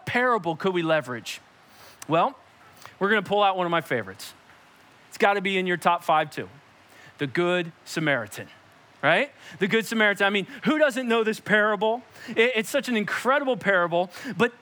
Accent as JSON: {"language": "English", "town": "Perkasie", "region": "Pennsylvania", "country": "United States", "tie": "born or raised there", "said": "I came home from Perkasie Elementary at the time, which is now Guth Elementary"}